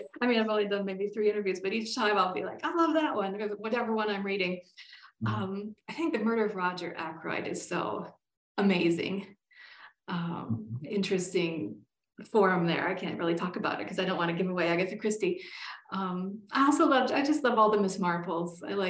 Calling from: Colorado, United States; I'm Zooming from Colorado and it's finally snowed in my part of Colorado.

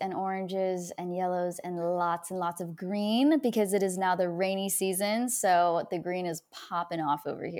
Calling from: Portland, Oregon, United States; I'm here in Portland, Oregon.

